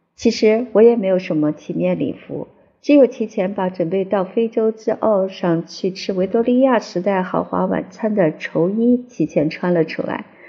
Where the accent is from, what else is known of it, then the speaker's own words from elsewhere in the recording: China; 在中国，我们虽然大力推广普通话